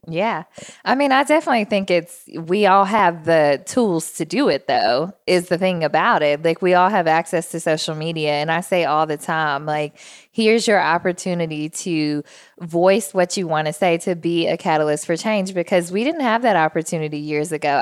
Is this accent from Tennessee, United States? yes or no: yes; Jackson, Tennessee, United States; moved away as an adult; also born or lived in Memphis, Tennessee; now in Nashville, United States; I grew up in Jackson, Tennessee, which is the only city between here and Memphis